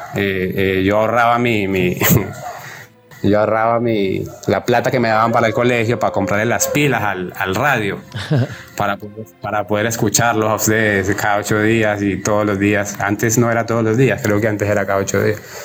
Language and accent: Spanish; Colombia; moved away as an adult; now in Ecuador; yo soy colombiano, eh, pero vivo aquí en Ecuador desde hace unos ocho años.